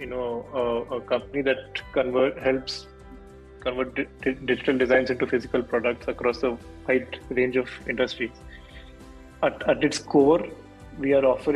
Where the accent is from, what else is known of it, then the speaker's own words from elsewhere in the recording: Bhubaneswar, Odisha, India; moved away as an adult; also born or lived in Chennai / Mysore / United States; I grew up in Bhubaneswar, that's where I'm from